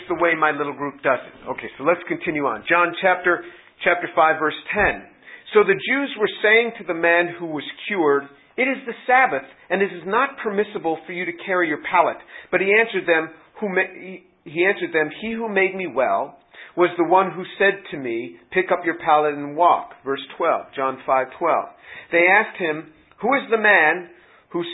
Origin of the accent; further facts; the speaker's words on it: New York City, New York, United States; moved away as an adult; also born or lived in Indiana; originally I'm from New York City.